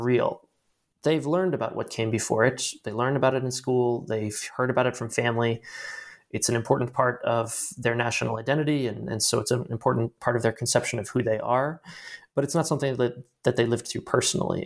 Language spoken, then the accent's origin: English; Baltimore, Maryland, United States; moved away; also born or lived in Washington, D.C.; I am originally from Baltimore, Maryland